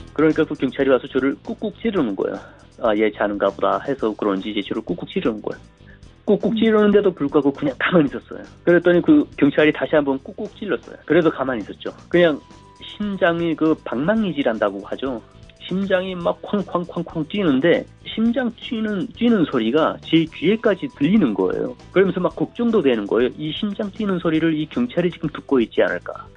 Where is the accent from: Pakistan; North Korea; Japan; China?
North Korea; moved away as an adult; also born or lived in South Korea; now in United States